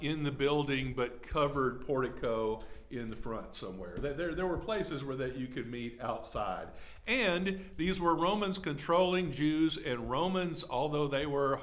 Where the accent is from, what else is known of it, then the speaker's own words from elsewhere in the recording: Texas, United States; I'm Texan. I speak in hyperbole.